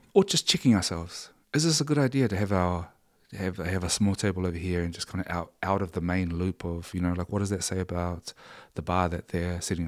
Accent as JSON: {"language": "English", "country": "New Zealand", "tie": "born or raised there", "said": "we grew up in New Zealand"}